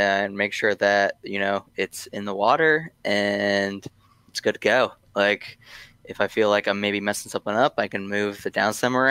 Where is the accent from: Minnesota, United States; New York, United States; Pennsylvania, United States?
Pennsylvania, United States; now in Florida, United States; I'm from Pennsylvania, little town in the middle of nowhere